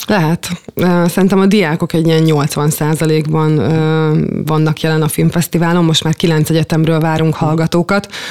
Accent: Szolnok, Jász-Nagykun-Szolnok, Hungary; én gyermekként is itt játszottam, és itt nőttem fel

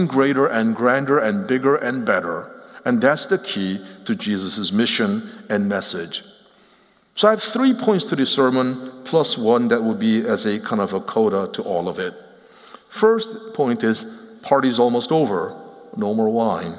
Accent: Cherry Hill, New Jersey, United States; moved away as an adult; also born or lived in Seoul, Korea / Nashville; I grew up in Cherry Hill, New Jersey.

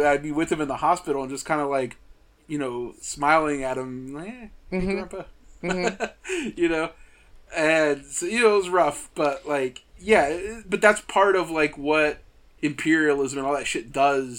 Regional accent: Tracy, California, United States; I grew up in the Central Valley of California

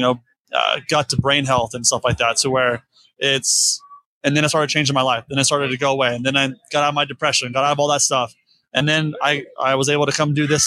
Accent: Florida, United States; I'm from Florida, so I grew up with James

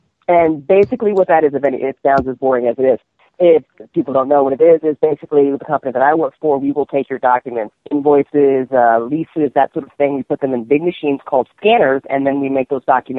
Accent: Alexandria, Virginia, United States; born there; also born or lived in North Carolina / New Jersey; I was born in Alexandria, Virginia. I lived in North Carolina for a while, and then I got to Jersey, so I'm sorry.

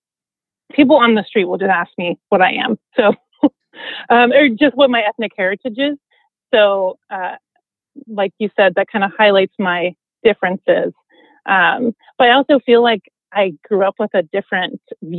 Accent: Cincinnati, Ohio, United States; moved away as an adult; also born or lived in Portland, Oregon; now in San Diego, United States; I grew up in Cincinnati, and I grew up actually across the street from a landfill.

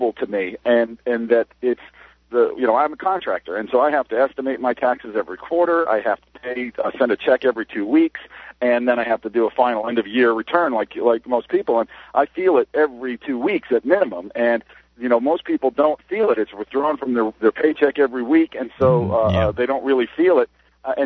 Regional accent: Dover, New Hampshire, United States; now in Tampa, United States; I was born and raised in Dover, New Hampshire

